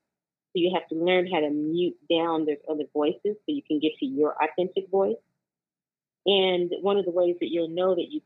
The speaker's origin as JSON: {"language": "English", "town": "Oklahoma City", "region": "Oklahoma", "country": "United States", "tie": "born or raised there", "moved": "as an adult", "lives_now": "Oakland, United States", "said": "I was born and raised in Oklahoma City, Oklahoma. And for the past 20 years, I've grown and flourished here in Oakland, California"}